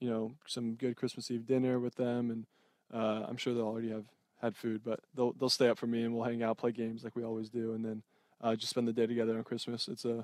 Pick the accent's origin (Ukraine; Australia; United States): United States; Southern California; growing up in Southern California